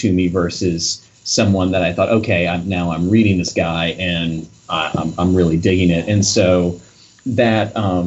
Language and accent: English; Lafayette, Louisiana, United States; moved away as an adult; also born or lived in Los Angeles; I'm originally from Lafayette, Louisiana.